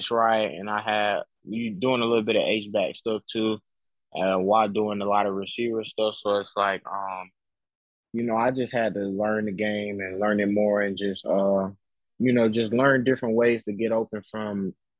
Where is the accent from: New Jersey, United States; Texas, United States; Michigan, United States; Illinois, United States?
Illinois, United States; Chicago; now in Alabama, United States; I was born in Chicago. Moved to Alabama for a couple years